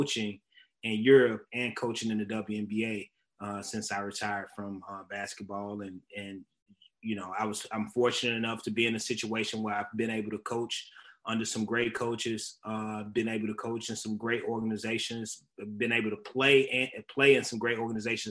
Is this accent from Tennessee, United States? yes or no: yes; Memphis, Tennessee, United States; I'm a Southern kid. I was born in Memphis.